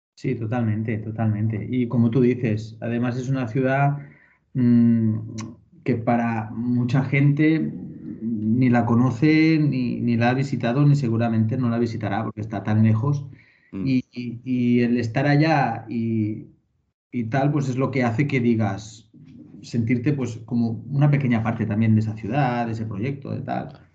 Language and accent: Spanish; Valencian Community, Spain; also born or lived in Portland; yo soy valenciano